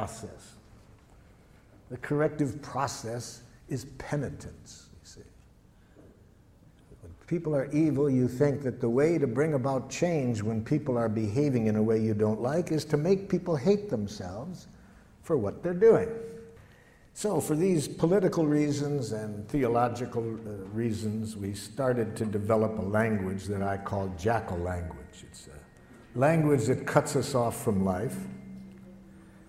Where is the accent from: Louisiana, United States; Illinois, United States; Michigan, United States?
Michigan, United States; Detroit; I grew up in Detroit.